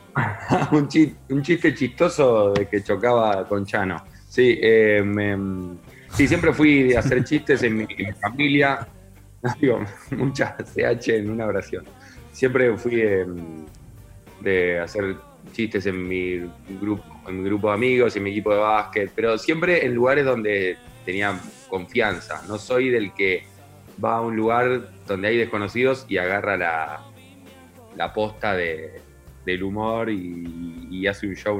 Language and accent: Spanish; Comodoro Rivadavia, Chubut, Argentina; moved away; also born or lived in Neuquén; yo me crié en Comodoro Rivadavia, después viví en Neuquén